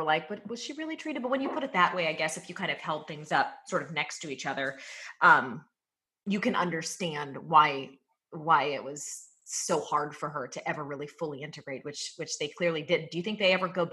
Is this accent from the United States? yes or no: yes; United States; we as Americans